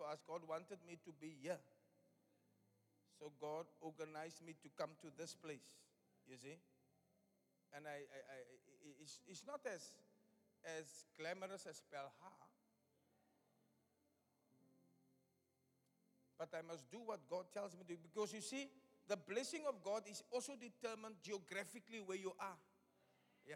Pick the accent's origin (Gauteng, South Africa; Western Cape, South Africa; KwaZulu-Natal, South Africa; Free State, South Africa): Western Cape, South Africa; Cape Town; moved away as an adult; also born or lived in Delft / Upington; My hometown where I come from, Elsies